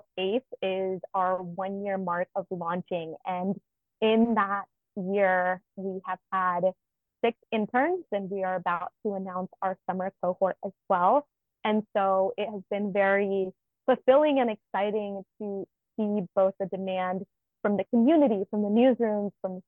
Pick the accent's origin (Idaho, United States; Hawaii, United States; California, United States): Idaho, United States; Nampa; moved away; So I grew up in Idaho. I grew up in Nampa, which is about 25 minutes outside of Boise.